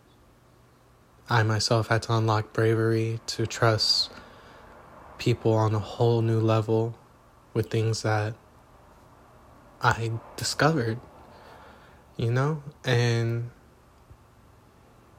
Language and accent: English; Los Angeles, California, United States; moved away; I am reporting from Los Angeles, California